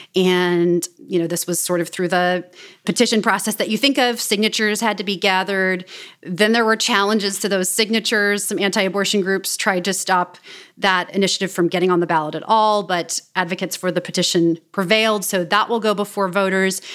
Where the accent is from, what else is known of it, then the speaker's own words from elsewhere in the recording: Kansas City, Missouri, United States; moved away; I grew up in Kansas City, Missouri